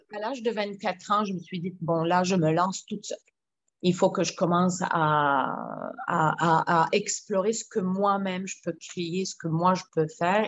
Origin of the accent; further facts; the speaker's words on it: Lebanon; now in Quebec, Canada; en tant que Libanaise